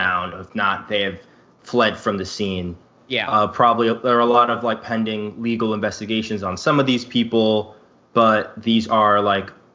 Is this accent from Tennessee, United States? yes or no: no; New York City, New York, United States; growing up in Brooklyn